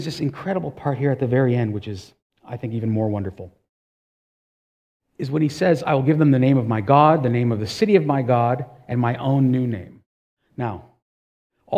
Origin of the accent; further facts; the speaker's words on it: Toronto, Ontario, Canada; resident of Toronto, born in Toronto